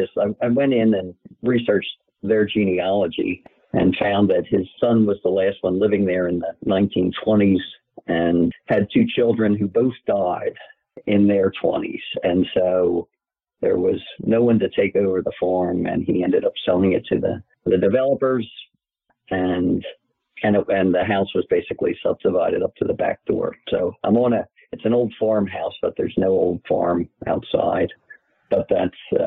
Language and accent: English; Philadelphia, Pennsylvania, United States; also born or lived in Bryn Mawr, Pennsylvania / Haverford, Pennsylvania; I grew up in suburban Philadelphia. I was actually born in the city